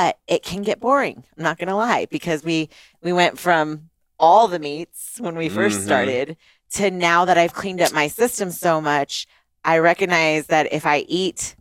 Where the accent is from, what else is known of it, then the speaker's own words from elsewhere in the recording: Italy; moved away; I grew up in Italy